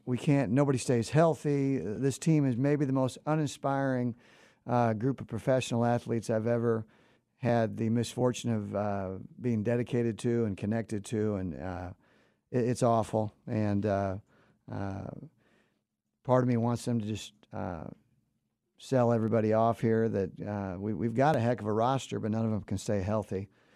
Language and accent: English; Iowa City, Iowa, United States; I'm from Iowa City.